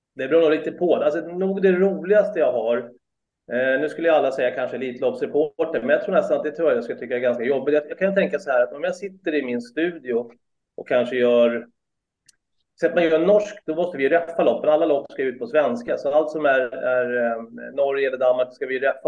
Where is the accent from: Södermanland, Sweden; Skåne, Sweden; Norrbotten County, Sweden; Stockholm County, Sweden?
Stockholm County, Sweden; Solna; moved away as an adult; now in Sigtuna, Sweden; Jag är uppväxt i Solna faktiskt första 30 åren